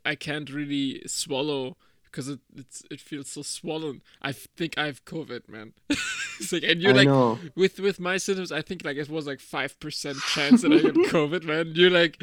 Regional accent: Germany; I'm from Germany

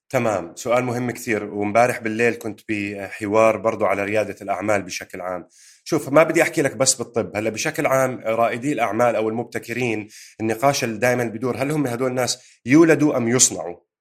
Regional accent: Jordan; moved away as an adult; now in United Kingdom; انا وياك اجينا من الاردن على بريطانيا

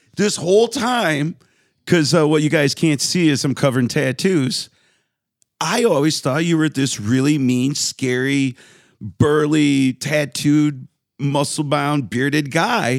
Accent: Westland, Michigan, United States; in my neighborhood in Westland

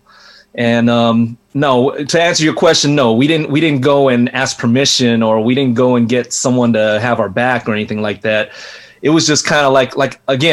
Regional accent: Carson, California, United States; I grew up in Carson

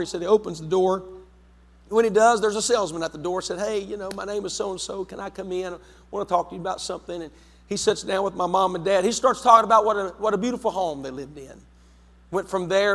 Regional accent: West Virginia, United States; moved away as an adult; also born or lived in London, West Virginia; now in Zanesville, United States; I'm from West Virginia

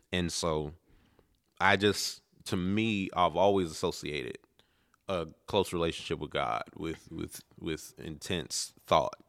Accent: Prince George's County, Maryland, United States; also born or lived in Baltimore, Maryland; we had moved from Baltimore to Prince George's County

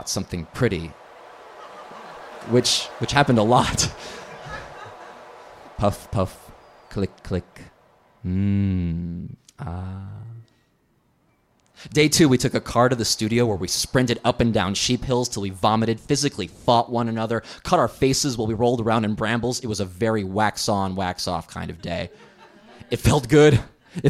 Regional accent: California, United States; moved away; I'm from California.

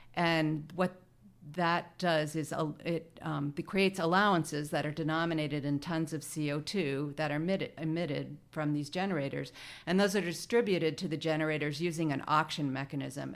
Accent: Maine, United States; moved away; I grew up in Maine, and coming from Maine, it's pretty hard to escape the outdoors

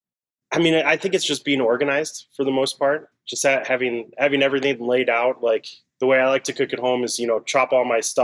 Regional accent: Arcadia, California, United States; moved away as an adult; also born or lived in New York; now in Chicago, United States; I grew up in Los Angeles. So Arcadia, which is right next to Pasadena

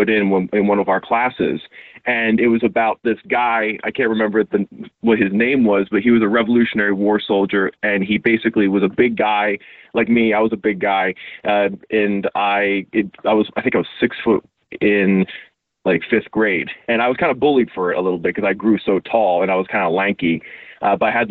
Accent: Havertown, Pennsylvania, United States; I grew up in Havertown, Pennsylvania, right outside, of course, Philadelphia, the Delco region

